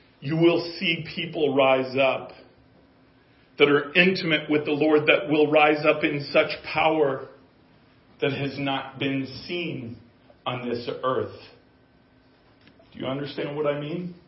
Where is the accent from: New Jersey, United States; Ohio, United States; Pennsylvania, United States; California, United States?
California, United States; Southern; moved away; growing up in California, in Southern California